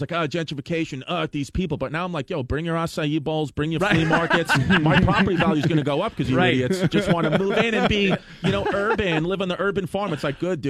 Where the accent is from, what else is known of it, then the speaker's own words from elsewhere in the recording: New York City, New York, United States; the neighborhood I grew up in Brooklyn, it's a neighborhood called Bushwick